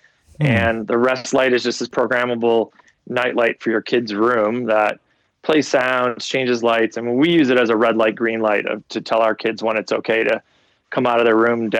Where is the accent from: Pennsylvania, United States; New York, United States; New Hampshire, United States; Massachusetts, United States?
New York, United States; Lockport; moved away; I loved growing up in Buffalo